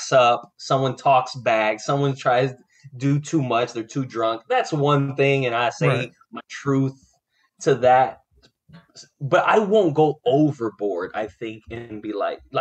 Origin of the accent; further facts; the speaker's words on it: Florida, United States; I was born and raised in Florida